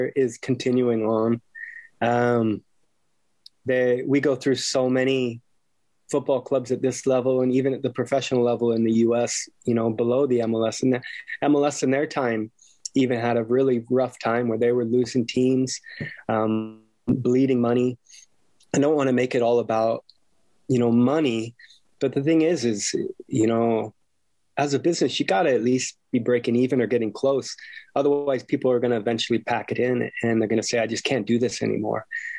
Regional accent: Temecula, California, United States; really wanting to help things here back in my hometown of Temecula where I grew up.

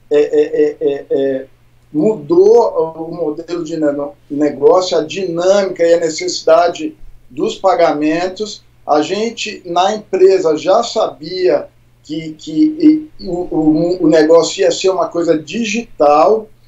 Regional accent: São Paulo, Brazil; also born or lived in Brasília; Eu sou de São Paulo, Eu sou nascido em Brasília. A gente mudou para São Paulo, meus pais quiseram mudar quando eu tinha 10 anos. Então eu sou paulista

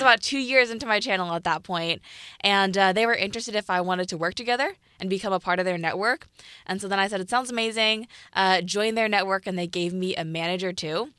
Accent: Piedmont, California, United States; I'm from Piedmont, California, which is right by Oakland

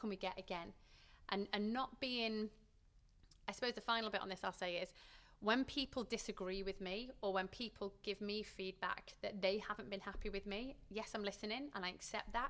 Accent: Manchester, North West England, United Kingdom; I grew up in Manchester, so we're surrounded by football

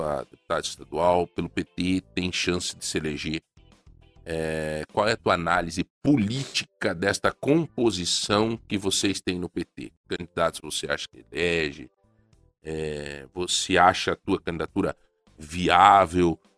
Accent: São Domingos, Brazil; moved away; Lá na minha cidade natal, em São Domingos

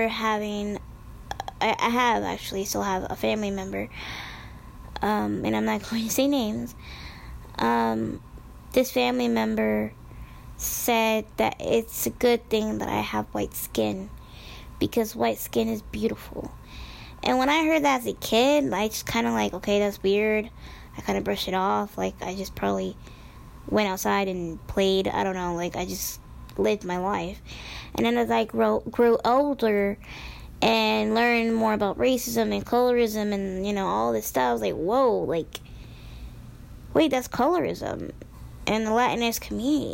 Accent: Midwest, United States; born or raised there

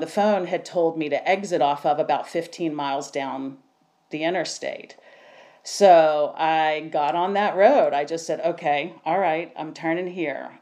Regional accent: Savannah, Georgia, United States; I'm from Savannah, Georgia

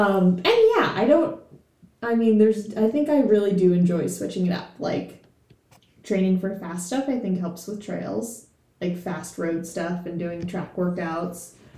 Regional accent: New York, United States; also born or lived in Pittsburgh; now in Chattanooga, United States; growing up in New York, I did run pretty much mostly all on trails.

